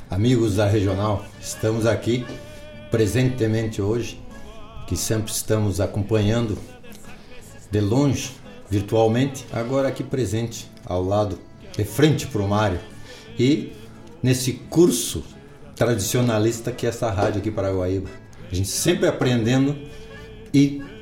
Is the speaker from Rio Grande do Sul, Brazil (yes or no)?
yes; Santa Maria, Rio Grande do Sul, Brazil; Porque nós viemos de Santa Maria